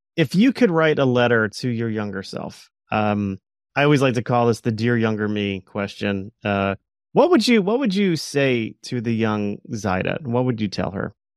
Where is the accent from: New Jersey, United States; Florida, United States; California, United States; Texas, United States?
Florida, United States; Plantation; growing up in South Florida